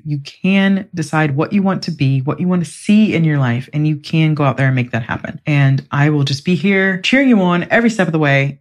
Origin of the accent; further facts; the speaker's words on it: United States; moved away as an adult; now in England; I'm from the United States, very capitalist, very all about more